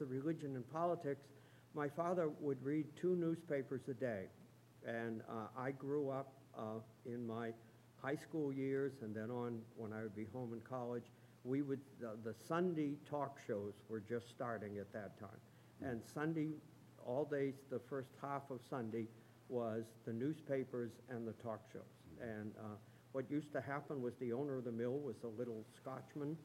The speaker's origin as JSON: {"language": "English", "town": "Chelmsford", "region": "Massachusetts", "country": "United States", "tie": "born or raised there", "said": "I grew up in Chelmsford, which is a small town in the textile area of Massachusetts"}